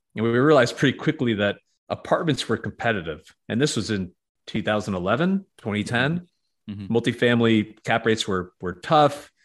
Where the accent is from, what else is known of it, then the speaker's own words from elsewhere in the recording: New York, United States; moved away as an adult; also born or lived in Connecticut / Boston; now in Nashville, United States; I'm from New York originally